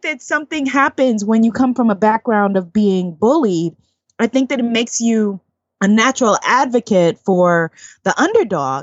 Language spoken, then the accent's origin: English; New York City, New York, United States; accent: Guyanese; in my neighborhood where I grew up in Queens, New York